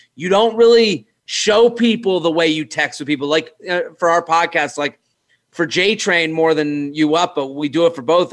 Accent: Needham, Massachusetts, United States; now in New York City, United States; I'm from Needham, and Needham's like a you know it's like a suburban town

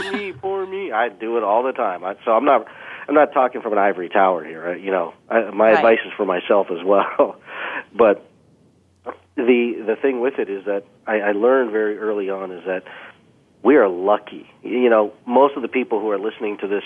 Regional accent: Canada; I've been blessed to be born in Canada, but being of Indian descent

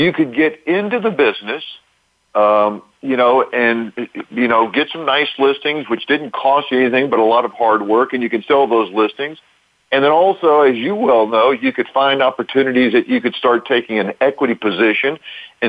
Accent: Lake Charles, Louisiana, United States; now in Orlando, United States; I'm from Louisiana. I grew up in a neat little city in Southwest Louisiana called Lake Charles, not too far from Texas

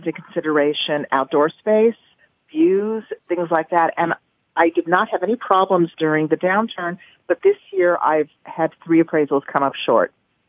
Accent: Los Angeles, California, United States; now in New York, United States; I'm originally from Los Angeles, which is a very homogenous existence.

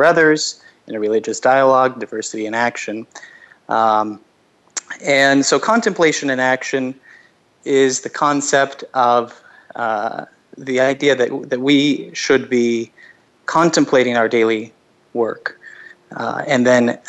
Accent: Los Angeles, California, United States; moved away as an adult; I'm from Los Angeles originally

